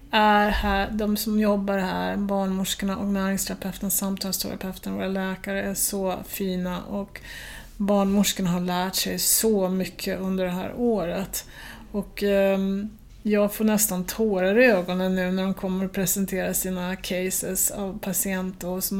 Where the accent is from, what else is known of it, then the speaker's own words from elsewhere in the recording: Sweden; jag kan ju säga eh, att vi, för jag är ju svensk själv, så därför kan jag ju säga det